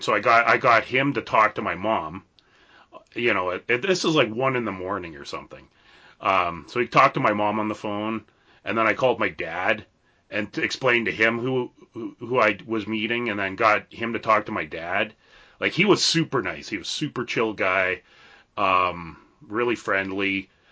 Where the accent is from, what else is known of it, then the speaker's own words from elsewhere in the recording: Canada; being a Canadian